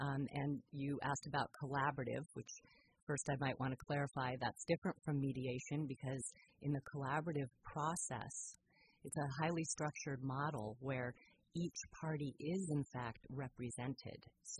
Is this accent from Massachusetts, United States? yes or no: yes; Boston, Massachusetts, United States; also born or lived in West Coast, United States; I was born in Boston and grew up partly on the East Coast and partly on the West Coast.